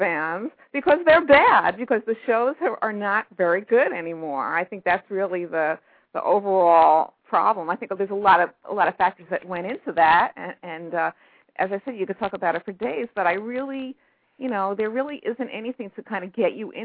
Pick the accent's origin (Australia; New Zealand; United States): United States; New York City, New York; also born or lived in Brooklyn; I was born in Brooklyn, and I grew up in Queens